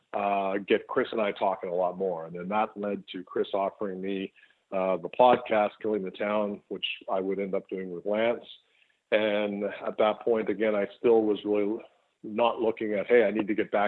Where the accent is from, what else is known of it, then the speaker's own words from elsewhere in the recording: Winnipeg, Manitoba, Canada; in my hometown of Winnipeg